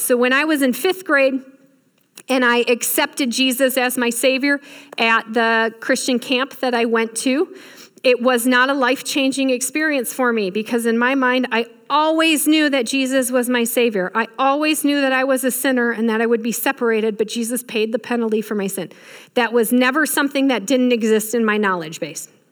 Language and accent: English; Michigan, United States; I grew up in Michigan